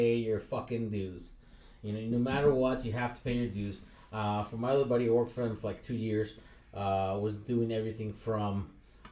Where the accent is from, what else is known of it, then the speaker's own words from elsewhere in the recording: San Diego, California, United States; I grew up in San Ysidro, and I was a welfare kid